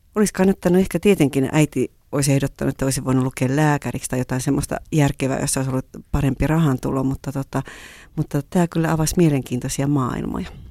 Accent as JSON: {"language": "Finnish", "town": "Kuusankoski", "region": "Kymenlaakso", "country": "Finland", "also_born_or_lived": "Japan", "moved": "as an adult", "said": "Kuusankoskesta, josta mä halusin tarpeeksi kauas siinä vaiheessa, missä mä olin kotoisin"}